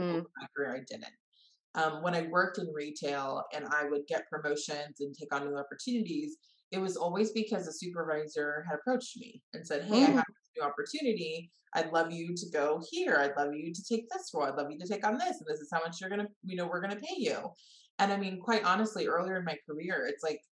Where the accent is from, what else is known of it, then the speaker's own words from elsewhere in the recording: Bay Area, Northern California, United States; I grew up in the Bay Area, so Northern California native